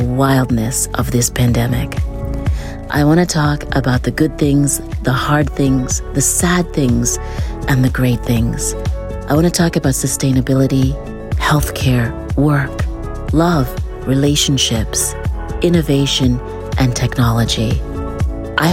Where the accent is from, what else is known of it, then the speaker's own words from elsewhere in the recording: Canada; as a Canadian